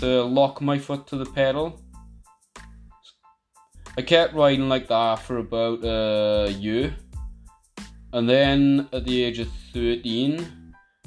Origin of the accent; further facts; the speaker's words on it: Merthyr Tydfil, Wales, United Kingdom; I'm from Merthyr Tydfil